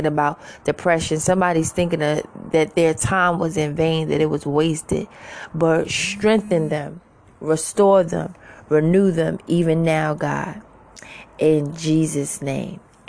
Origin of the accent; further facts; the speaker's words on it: New York City, New York, United States; now in Georgia, United States; I'm originally from Queens, New York